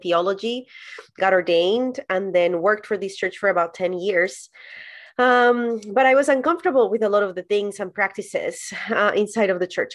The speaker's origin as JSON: {"language": "English", "country": "Colombia", "tie": "born or raised there", "also_born_or_lived": "San Diego, California, United States", "moved": "as an adult", "lives_now": "United States", "said": "I was born and raised in Colombia, and then I moved to the U S to do an internship at a church"}